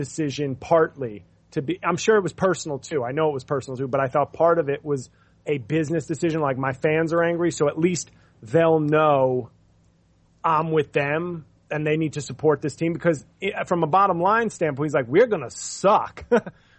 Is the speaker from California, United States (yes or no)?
no; New York, United States; I'm from New York